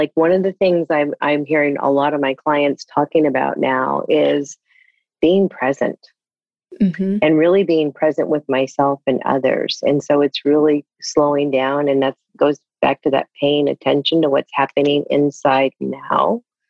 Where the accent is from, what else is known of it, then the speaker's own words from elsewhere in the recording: East Coast, United States; and I grew up on the East Coast, we shared that earlier